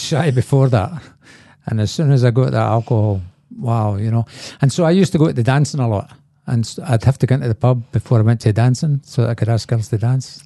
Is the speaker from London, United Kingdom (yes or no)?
no; Glasgow, Scotland, United Kingdom; I was born in Glasgow and, uh, there was a lot of alcoholism in my family